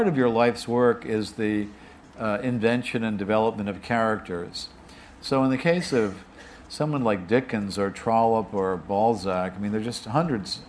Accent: United States; as an American

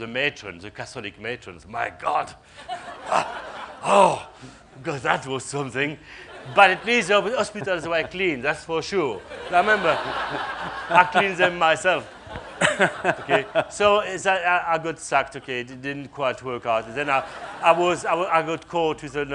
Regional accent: Besançon, Bourgogne-Franche-Comté, France; the center of my hometown called Besançon

